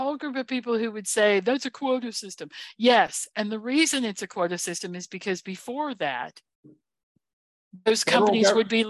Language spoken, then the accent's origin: English; North Carolina, United States; and the reason I say that is because she's from North Carolina and she's my hometown girl in that way.